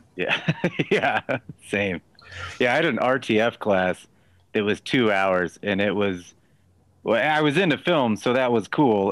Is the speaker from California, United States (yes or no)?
no; Texas, United States; moved away; also born or lived in Los Angeles; I also am from Texas